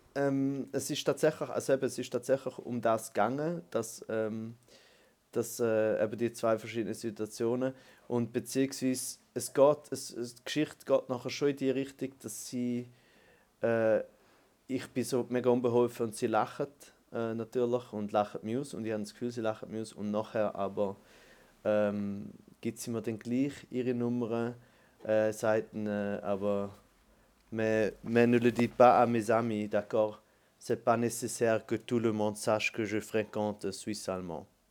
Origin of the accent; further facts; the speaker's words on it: German-speaking Switzerland, Switzerland; für uns Deutschschweizer